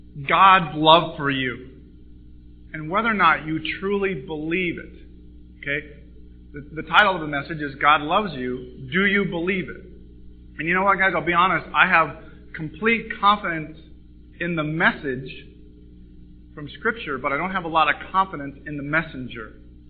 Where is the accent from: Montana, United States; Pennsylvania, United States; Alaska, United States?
Montana, United States; moved away as an adult; now in California, United States; But anyway, I grew up in Montana. I moved to California in 1986 with a film degree, motion picture film degree